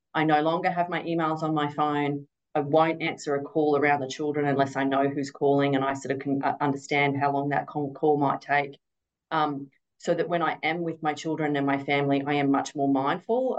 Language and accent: English; Golden Triangle, northern New South Wales, Australia; is the region in which I grew up in northern New South Wales. We grew up in the Golden Triangle of farming. It's sort of around that North Star, Yetman district there